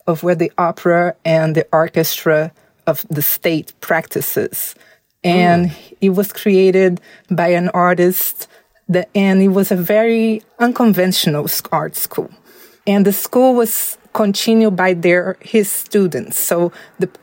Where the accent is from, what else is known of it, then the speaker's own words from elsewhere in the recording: Belo Horizonte, Minas Gerais, Brazil; also born or lived in São Paulo, Brazil; I was raised in Minas Gerais.